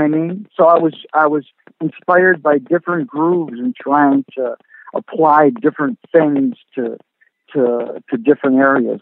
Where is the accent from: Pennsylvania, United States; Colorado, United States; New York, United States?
New York, United States; Rochester; growing up in Rochester